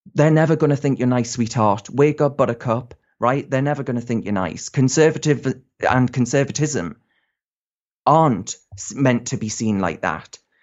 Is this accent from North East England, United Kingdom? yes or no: yes; North East England, United Kingdom; I'm from the Northeast